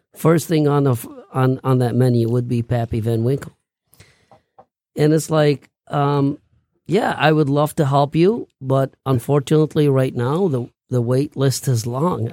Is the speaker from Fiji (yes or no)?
no; Baghdad, Baghdad Governorate, Iraq; moved away; I grew up in Baghdad